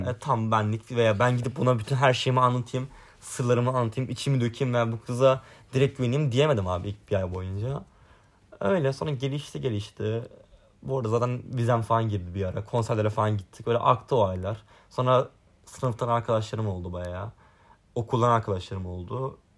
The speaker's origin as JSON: {"language": "Turkish", "region": "Sinop", "country": "Turkey", "tie": "born or raised there", "moved": "as an adult", "lives_now": "Istanbul, Turkey", "said": "ben Kütah memleketime geldim, Kütahya Sinop'a."}